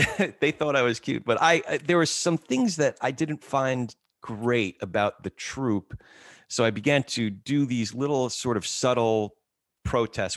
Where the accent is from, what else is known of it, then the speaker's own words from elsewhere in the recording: New Jersey, United States; also born or lived in New York; my brother and I moved from New York to New Jersey